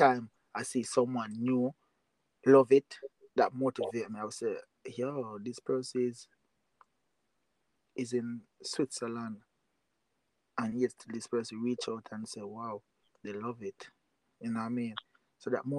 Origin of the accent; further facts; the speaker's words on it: Jamaica; I'm from Jamaica.